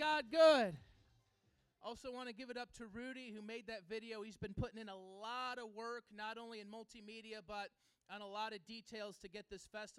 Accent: Chicago, Illinois, United States; I grew up in this neighborhood, right down Long, about three blocks. I grew up on Oakdale Avenue, three blocks away

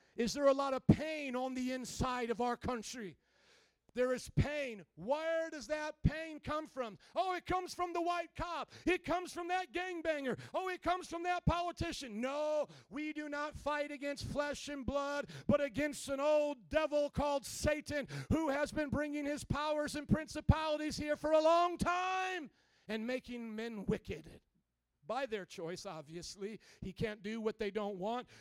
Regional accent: Fort Wayne, Indiana, United States; moved away as an adult; now in Chicago, United States; when I was brought up in Indiana, Fort Wayne, small town of Indiana, by the cornfields there

